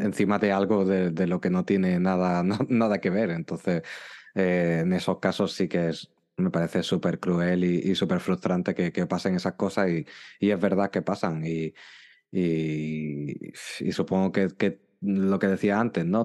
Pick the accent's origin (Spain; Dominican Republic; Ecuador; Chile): Spain; Málaga, Andalusia; yo soy de España y concretamente soy de, Andalucía y de la ciudad de Málaga